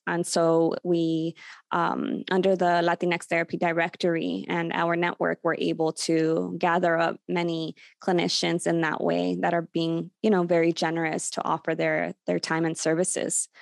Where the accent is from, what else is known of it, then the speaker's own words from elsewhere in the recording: Los Angeles, California, United States; also born or lived in Burbank, California; I've been born and raised in, in Burbank, California, the San Fernando Valley, though I did grow up in Sun Valley, California, which is just five minutes away.